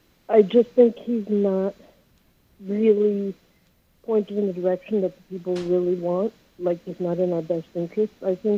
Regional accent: New Hampshire, United States; I'm from New Hampshire.

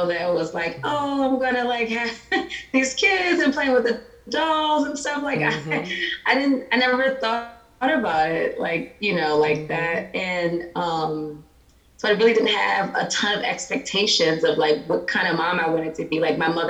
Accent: right outside of Philadelphia, Pennsylvania, United States; also born or lived in North Carolina; now in Georgia, United States; I'm originally from Pennsylvania, right outside of Philly. So grew up there and then moved to North Carolina

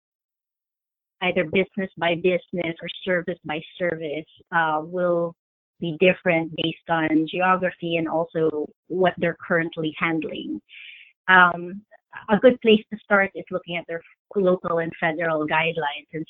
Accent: New York City, New York, United States; I'm a New Yorker

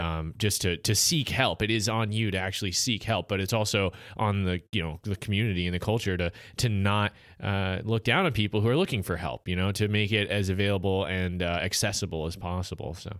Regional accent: United States

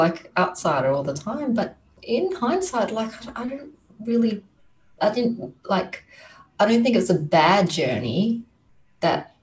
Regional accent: Christmas Island; now in Australia; I come from Christmas Island, and that's where I grew up.

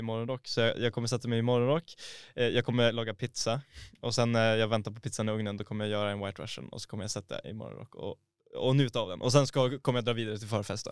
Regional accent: Boden, Norrbotten County, Sweden; moved away; när jag var hemma i Boden nu förra helgen

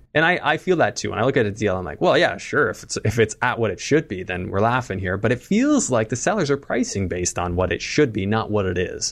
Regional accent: Canada; as a Canadian

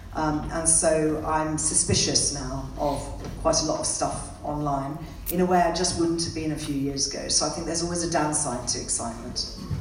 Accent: India; moved away; I was born and brought up in India.

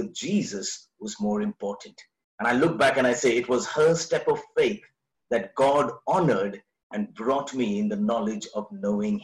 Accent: Delhi, India; we're from Delhi

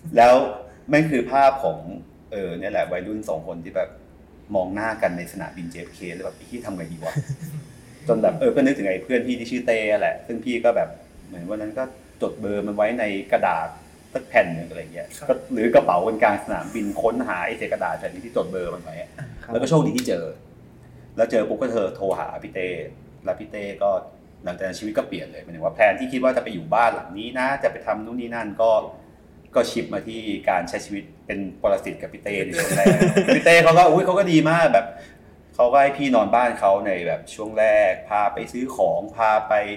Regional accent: Nonthaburi, Thailand; พี่เป็นเด็กเป็นเด็กนนจังหวัดนนนะเกิดและเติบโตที่แถวท่าน้ำนนนะครับ

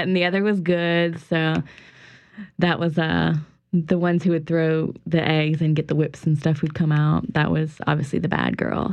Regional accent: St. Martinville, Louisiana, United States; in St. Martinville? It's my hometown

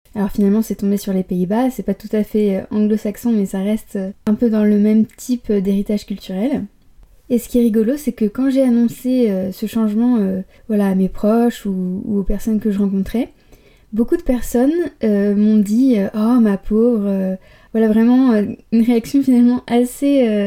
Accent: Paris, Île-de-France, France; moved away as an adult; also born or lived in Barcelona; now in Amsterdam, Netherlands; je suis née à Paris et j'ai vécu euh, dans la région parisienne à peu près jusqu'à mes 20 ans

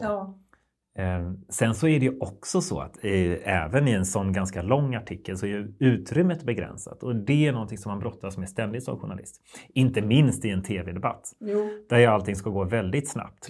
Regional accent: West Sweden, Sweden; i Västsverige där jag växte upp.

